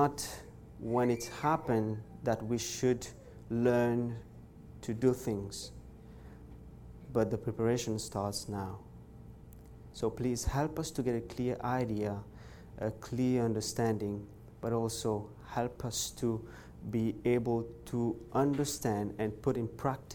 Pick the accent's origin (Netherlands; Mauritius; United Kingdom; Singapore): Mauritius; now in Montreal, Canada; I'm from originally from Mauritius, church in Montreal. I'm right now in Montreal